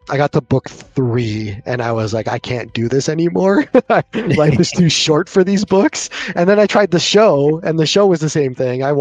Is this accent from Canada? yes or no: yes; Canada; accent: Canadian